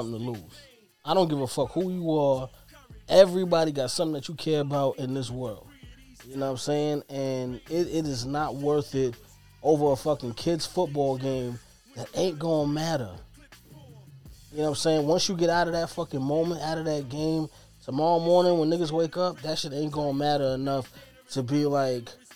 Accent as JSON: {"language": "English", "town": "New York City", "region": "New York", "country": "United States", "tie": "born or raised there", "said": "growing up in Brooklyn"}